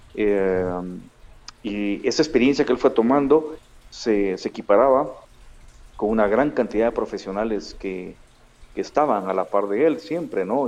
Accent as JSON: {"language": "Spanish", "town": "Guatemala City", "region": "Guatemala Department", "country": "Guatemala", "tie": "born or raised there", "also_born_or_lived": "Israel / Spain / Texas", "moved": "as an adult", "said": "siempre he vivido en Guatemala, a excepción de un periodo que tuve de, y aproximadamente 15, 16 años que tuvo que dejar el país por violencia en el año 99."}